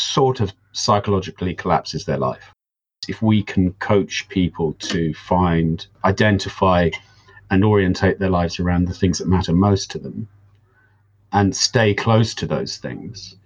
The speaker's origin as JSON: {"language": "English", "country": "United Kingdom", "also_born_or_lived": "Devon", "said": "I am a British person currently living in the UK in the southwest of Devon."}